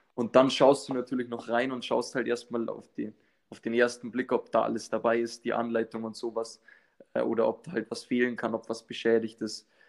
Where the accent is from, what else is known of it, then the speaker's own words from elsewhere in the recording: north of Munich, Bavaria, Germany; ich komme aus dem Norden von München